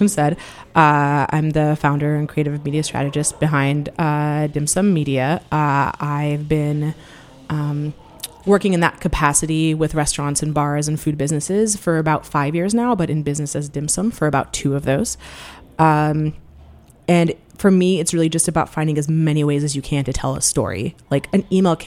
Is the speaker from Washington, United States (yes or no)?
yes; Seattle, Washington, United States; Growing up in Seattle, I had friends from many different backgrounds